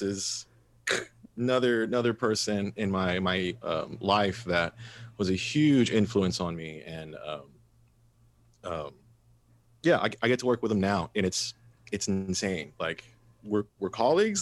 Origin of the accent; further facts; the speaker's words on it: Mathis, Texas, United States; growing up in Mathis, uh, and, and not very affluent